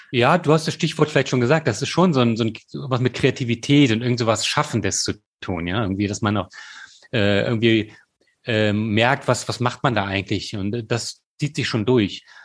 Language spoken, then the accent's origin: German; Germany; moved away as an adult; Und da war ich dann auch wieder bereit, halt in meine Heimat zu kommen